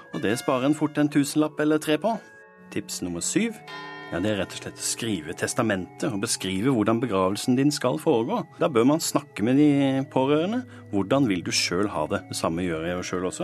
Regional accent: the Sørland coast, Southern Norway, Norway; der jeg kommer fra, sørlandskysten.

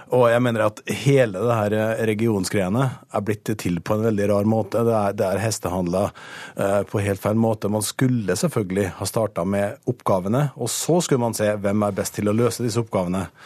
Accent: Møre og Romsdal, Norway; jeg kommer fra Møre og Romsdal

